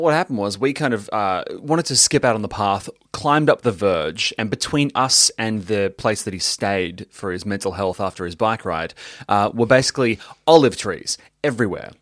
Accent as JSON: {"language": "English", "town": "Melbourne", "region": "Victoria", "country": "Australia"}